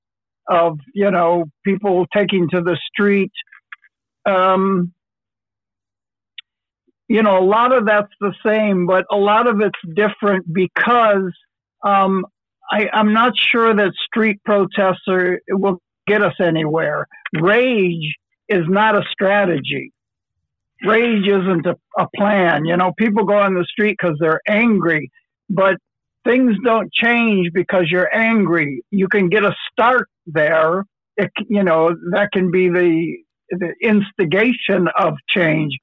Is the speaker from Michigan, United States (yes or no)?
yes; Detroit, Michigan, United States; growing up in Detroit